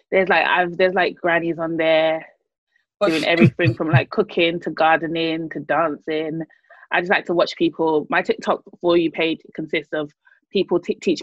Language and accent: English; Nigeria; Because I'm Nigerian. Established.